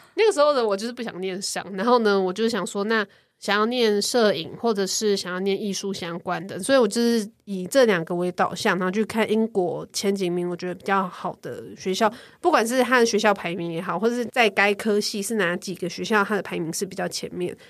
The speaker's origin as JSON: {"language": "Chinese", "country": "Taiwan", "also_born_or_lived": "United Kingdom", "said": "作为台湾人申请，因为我是拿台湾护照去申请英国学校的"}